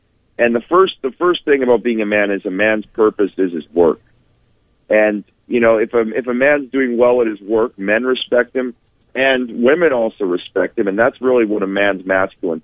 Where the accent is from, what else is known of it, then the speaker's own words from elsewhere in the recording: Winnipeg, Manitoba, Canada; I'm from Winnipeg.